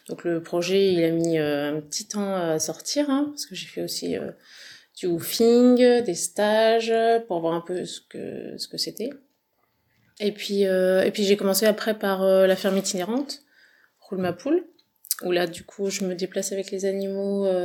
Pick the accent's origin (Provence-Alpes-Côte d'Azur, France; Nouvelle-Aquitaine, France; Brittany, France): Provence-Alpes-Côte d'Azur, France; La Seyne-sur-Mer; born there; now in Dordogne, France; alors je suis née dans le Var, à Seine-sur-Mer, et après, mes parents étaient du Nord, Normandie et Paris, donc on est remonté.